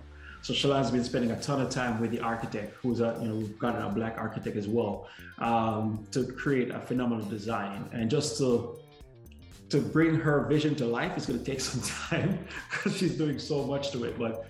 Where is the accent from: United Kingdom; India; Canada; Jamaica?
Jamaica; Spanish Town; I grew up in Jamaica